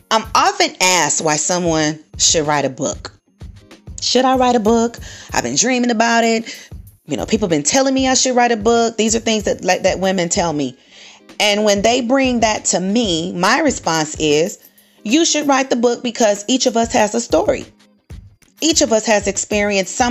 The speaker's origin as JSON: {"language": "English", "region": "California", "country": "United States", "moved": "yes", "lives_now": "Texas, United States", "said": "I'm originally from California"}